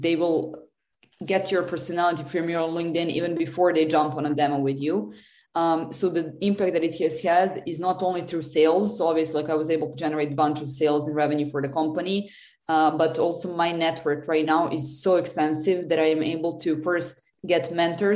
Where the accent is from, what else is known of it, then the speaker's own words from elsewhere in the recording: Serbia; I come from Serbia originally.